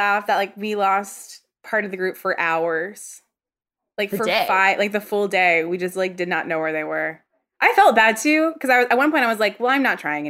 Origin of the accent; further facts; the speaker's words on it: the South, United States; accent: Southern; I think we ran the gambit? My Southern accent came out a little bit there.